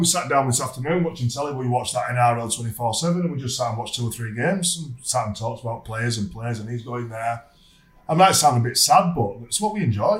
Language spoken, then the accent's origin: English; Bradford, Yorkshire and the Humber, United Kingdom; born or raised there